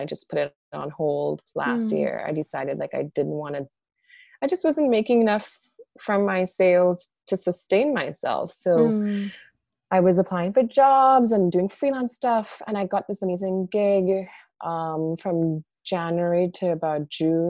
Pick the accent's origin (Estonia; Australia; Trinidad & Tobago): Trinidad & Tobago; moved away as an adult; now in New York, United States; I grew up in Trinidad, which is like a Black and brown place